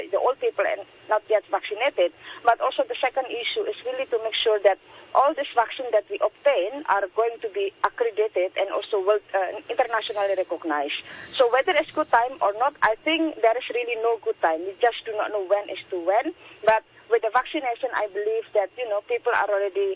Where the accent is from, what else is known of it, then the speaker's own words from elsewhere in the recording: Indonesia; moved away as an adult; now in Hong Kong; I'm from Indonesia